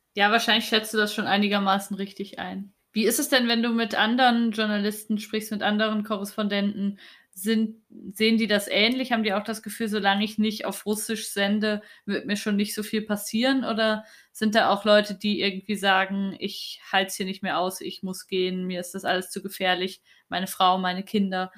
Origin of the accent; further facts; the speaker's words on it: East Germany, Germany; moved away; ich bin in Ostdeutschland aufgewachsen